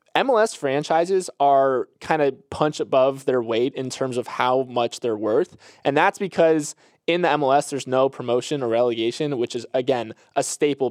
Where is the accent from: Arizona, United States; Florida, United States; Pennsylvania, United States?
Florida, United States; I'm from Florida